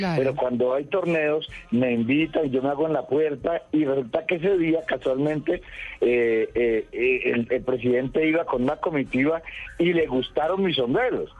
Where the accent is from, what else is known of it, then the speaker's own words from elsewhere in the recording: Cali, Valle del Cauca, Colombia; also born or lived in Buenaventura; now in Bogotá, Colombia; yo soy caleño